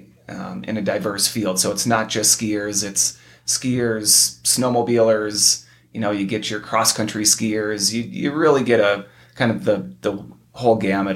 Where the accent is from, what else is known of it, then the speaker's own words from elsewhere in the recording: Minnesota, United States; also born or lived in Utah; now in Bozeman, United States; I grew up in the flatlands of Minnesota